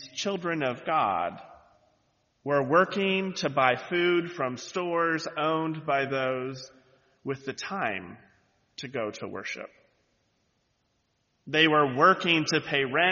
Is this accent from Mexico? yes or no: no; the Bible Belt, United States; moved away; I grew up in the Bible Belt, so everyone was in church on Sundays